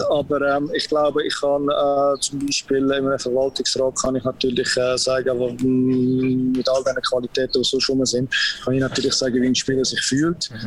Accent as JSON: {"language": "German", "region": "Zug", "country": "Switzerland", "tie": "born or raised there", "said": "ich bin auch als, äh, als Zuger aufgewachsen"}